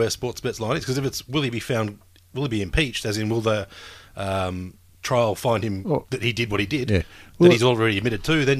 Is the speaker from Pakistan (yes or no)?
no; Australia